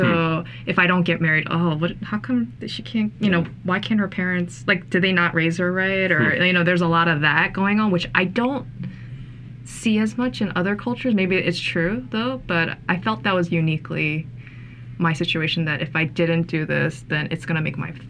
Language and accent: English; East Coast, United States; growing up on the East Coast, where there's not as many Koreans around